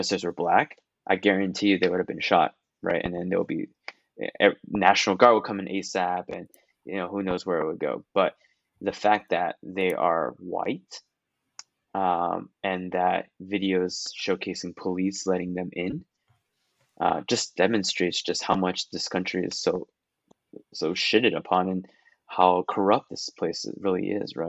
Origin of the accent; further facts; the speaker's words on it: Taiwan; moved away; I come from Taiwan